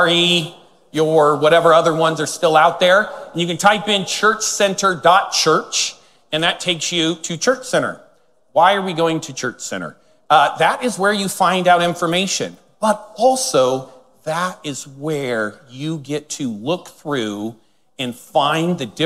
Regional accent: Northern California, United States; I was born in Northern California, lived there my whole life

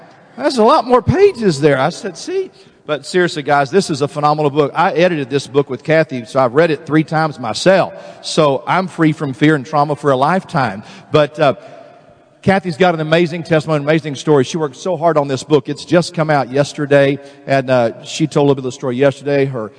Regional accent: Texas, United States; Man from Connecticut the other day was making fun of me because I was from Texas.

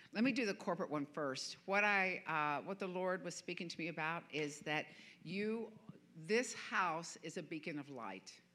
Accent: the American South, United States; I'm a Southerner.

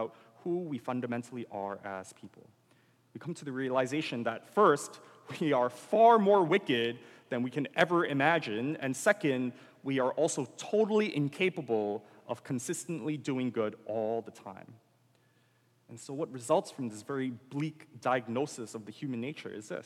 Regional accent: United States; as an American

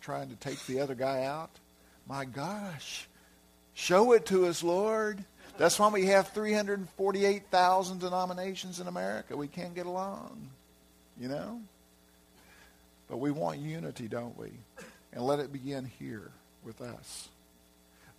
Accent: Arkansas, United States; moved away; also born or lived in California; that's my hometown, you know, hometown area

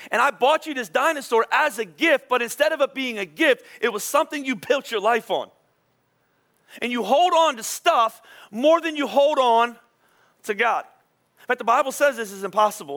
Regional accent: Philadelphia, Pennsylvania, United States; I'm from Philadelphia

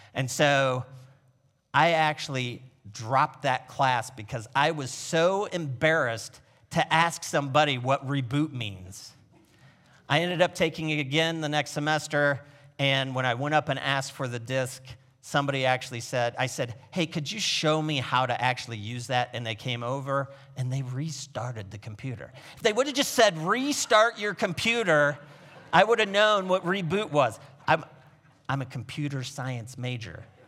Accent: Niles, Michigan, United States; I was born on Valentine's Day in Niles, Michigan

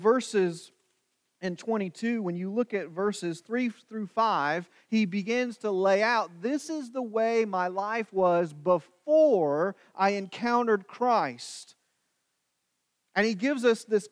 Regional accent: New London, Missouri, United States; also born or lived in Hannibal, Missouri; when I was growing up in Hannibal and New London, it depended on where I was and who I was speaking to, where I told them I was from

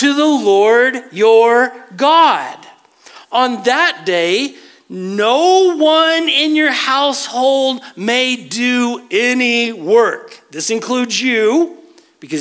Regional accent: West Texas, United States; I was raised in West Texas

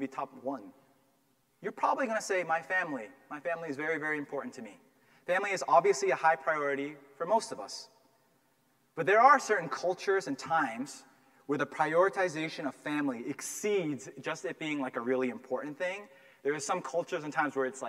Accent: Massachusetts, United States; I grew up here in Massachusetts, and I grew up in a town where there were very few minorities

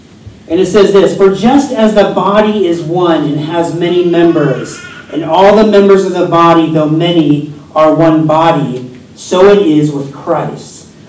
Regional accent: United States; Yes, I'm from the United States, and I love the summer in the U.S., but I've lived here longer than anywhere I've ever lived in my whole life. Even as a kid, I moved around a lot

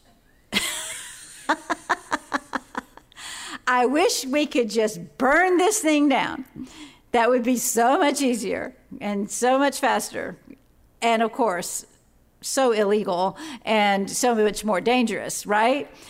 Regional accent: Florida, United States; the cool, clear, spring-fed waters that Craig and I grew up with in Florida

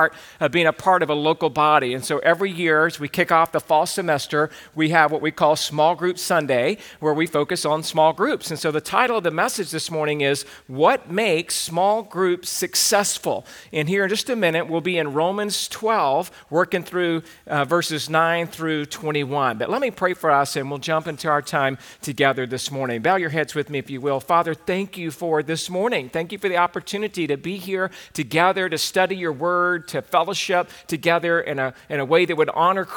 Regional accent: the South, United States; now in Santa Clarita, United States; I grew up in the South.

